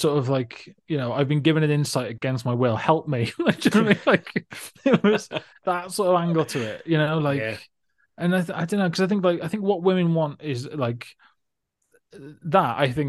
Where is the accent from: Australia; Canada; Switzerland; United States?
Australia; It's like, I'm from Australia, for God's sake.